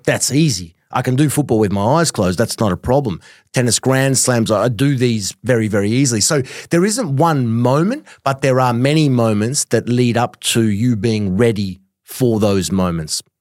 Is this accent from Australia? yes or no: yes; Australia; growing up in Australia